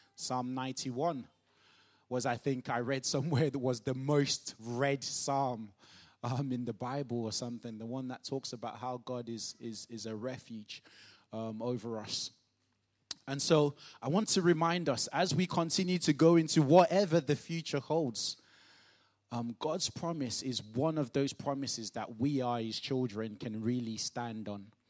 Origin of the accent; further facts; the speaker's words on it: Nigeria; moved away; growing up in Nigeria